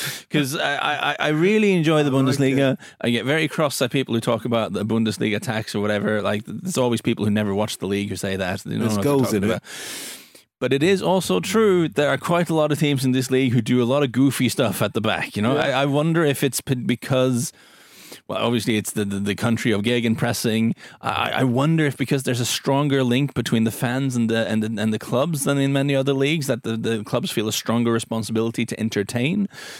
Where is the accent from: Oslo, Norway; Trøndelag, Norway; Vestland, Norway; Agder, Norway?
Agder, Norway; Lyngdal; It's from Egersund, I think. I'm from Lyngdal.